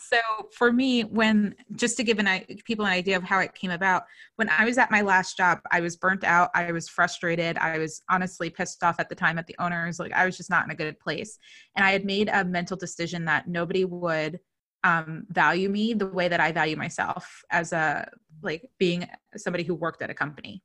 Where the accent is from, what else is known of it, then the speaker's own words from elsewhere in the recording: New Jersey, United States; I'm from New Jersey